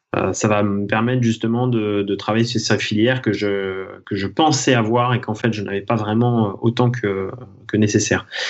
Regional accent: Thonon-les-Bains, Auvergne-Rhône-Alpes, France; je suis né à Tonon-les-Bains, au bord du lac Léman, et j'évolue en Haute-Savoie, où je pratique mon sport depuis toujours

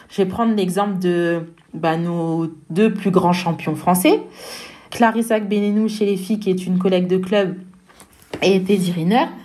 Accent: France; je dis pas ça parce que je suis française, mais ce tournoi, il, vaut le détour.

